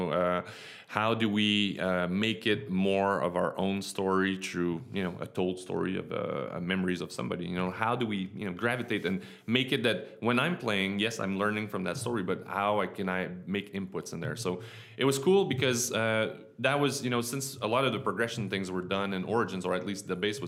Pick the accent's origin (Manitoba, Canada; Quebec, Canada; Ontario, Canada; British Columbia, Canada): Quebec, Canada; Quebec City; moved away as an adult; also born or lived in United States; I'm from Quebec City